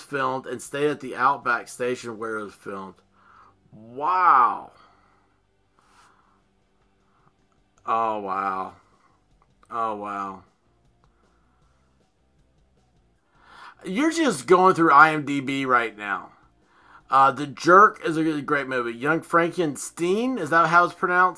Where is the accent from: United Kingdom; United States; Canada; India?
United States; We're Americans